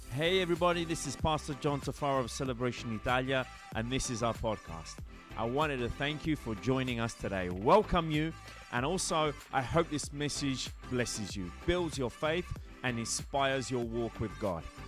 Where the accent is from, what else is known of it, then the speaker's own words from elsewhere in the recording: England, United Kingdom; accent: English; moved away as an adult; now in Italy; when I moved from England, from Great Britain, where I used to live, hence my English accent, to Italy